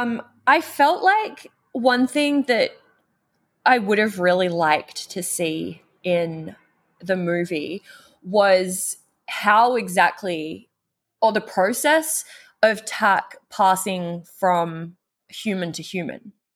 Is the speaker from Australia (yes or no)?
yes; Australia; now in United States; I grew up in the Australian outback